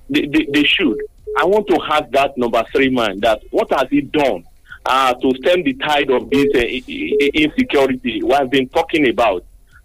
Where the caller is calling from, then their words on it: Abeokuta, Ogun State, Nigeria; I'm …. I'm calling from Abel Kuta.